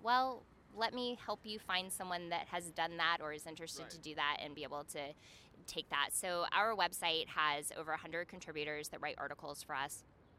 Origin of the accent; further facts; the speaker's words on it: Birmingham, Alabama, United States; moved away; also born or lived in Atlanta, Georgia / Macau, China; I am from Birmingham, Alabama, and grew up between Birmingham and Atlanta.